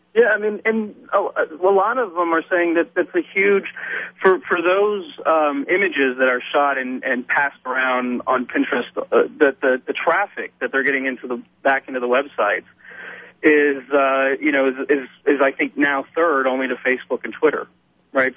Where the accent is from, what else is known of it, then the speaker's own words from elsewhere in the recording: Texas, United States; I'm Texan. I'm from Texas